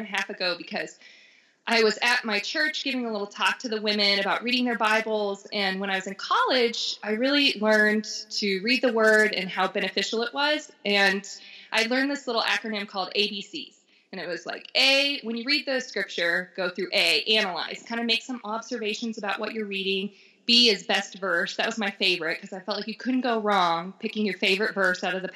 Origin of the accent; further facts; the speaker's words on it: Florida, United States; moved away as an adult; now in Denver, United States; I'm from Florida